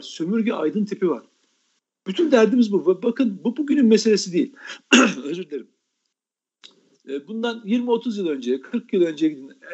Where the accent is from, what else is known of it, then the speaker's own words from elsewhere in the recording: Turkey; ben bir Türk olarak